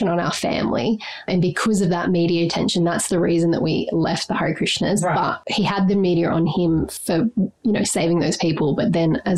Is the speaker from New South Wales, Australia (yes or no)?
yes; Byron Shire, New South Wales, Australia; also born or lived in Vanuatu / Mullumbimby, Australia; Grew up in the Byron Shire.